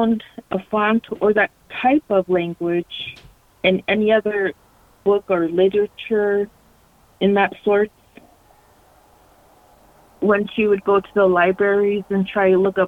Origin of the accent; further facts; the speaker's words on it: Alaska, United States; also born or lived in Arizona; I'm a Alaska Native. You know, I was raised mostly in Alaska.